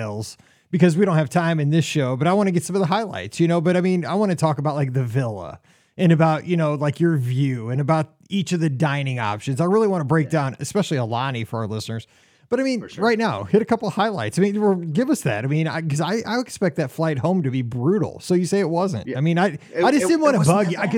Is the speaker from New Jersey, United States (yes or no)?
no; Missouri, United States; I'm from Missouri.